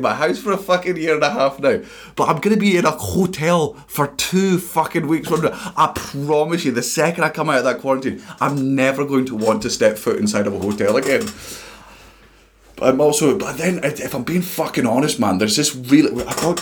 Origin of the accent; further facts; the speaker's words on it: Scotland, United Kingdom; we're Scottish